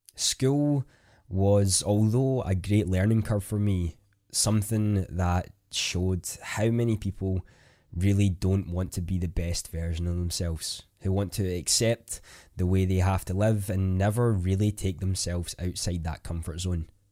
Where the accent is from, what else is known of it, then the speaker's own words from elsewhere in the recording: Scotland, United Kingdom; I am a Scottish content creator